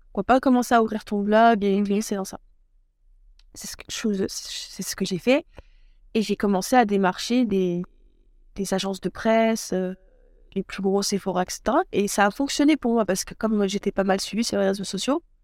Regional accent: Troyes, Grand Est, France; also born or lived in Aix-Marseille / Loire; Je suis native euh, de Troyes, donc dans l'Aube, dans le 10

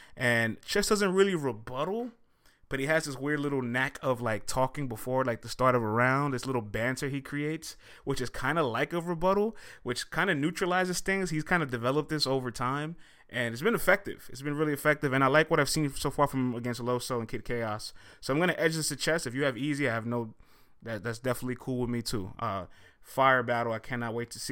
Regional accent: New York, United States; I'm from New York

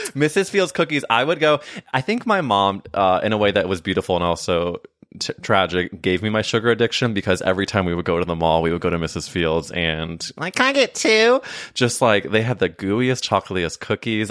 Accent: St. Louis, Missouri, United States; I'm from St. Louis

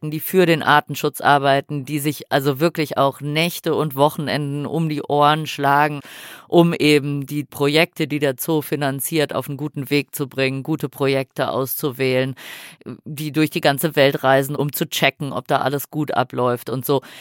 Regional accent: Switzerland; Ich komme aus der Schweiz, Frauke ist in Frankfurt zugestiegen

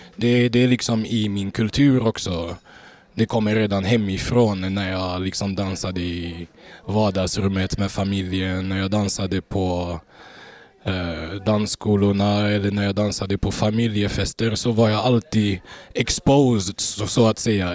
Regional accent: Gothenburg, Västra Götaland, Sweden; född och uppvuxen i Göteborg

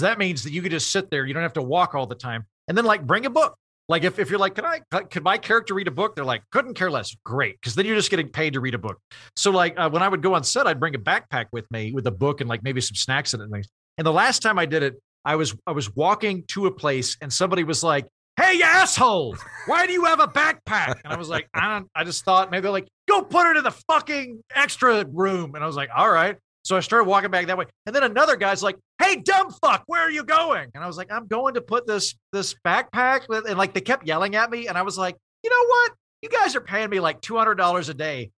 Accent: Oklahoma, United States; moved away as an adult; also born or lived in Oxford, United Kingdom / Edinburgh, United Kingdom / Los Angeles; I'm from Oklahoma. I went, I, and I graduated from college there. I didn't leave Oklahoma till I was twenty-three.

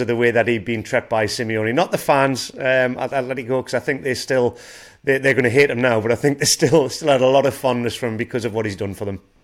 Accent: England, United Kingdom; I'm an Englishman

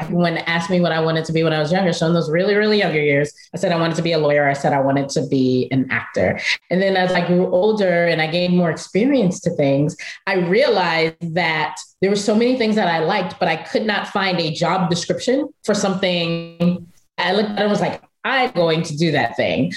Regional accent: New York City, New York, United States; go back to my home city of Brooklyn and to run an after school educational center that at the time was a subsidiary of Kaplan Learning. And so I went back to Brooklyn. I'm from Bushwick

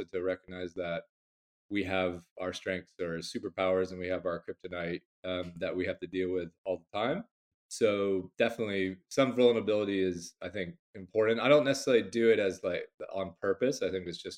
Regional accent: Bay Area, California, United States; moved away as an adult; now in London, United Kingdom; I'm originally from the Bay Area, California, but I'm a proper Londoner. I've been here 15 long winters

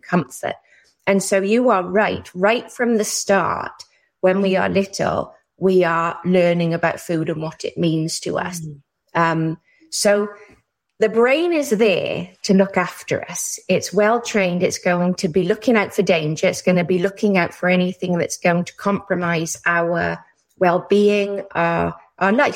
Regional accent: Wales, United Kingdom; now in Ontario, Canada; I studied human psychology in the UK. That's where I'm from. I'm very Welsh.

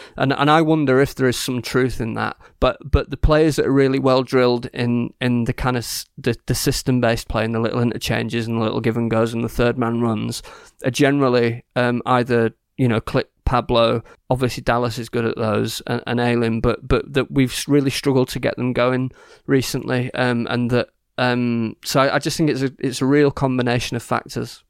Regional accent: Yorkshire and the Humber, United Kingdom; I'm from Yorkshire

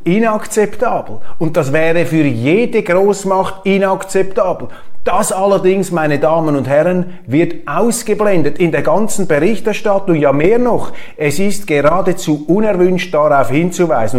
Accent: Switzerland; als Schweizer

